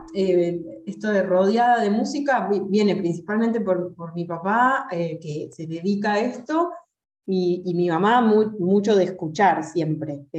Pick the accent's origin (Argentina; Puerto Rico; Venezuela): Argentina; soy una cantante argentina